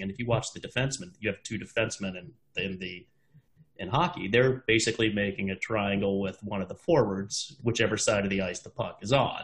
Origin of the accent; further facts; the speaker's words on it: Washington, United States; we grew up in Washington, both of us